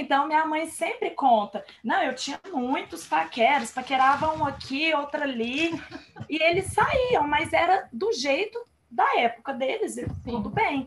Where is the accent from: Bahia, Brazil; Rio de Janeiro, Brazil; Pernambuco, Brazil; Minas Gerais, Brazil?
Minas Gerais, Brazil; Uberlândia; nós somos aqui de Uberlândia, Minas Gerais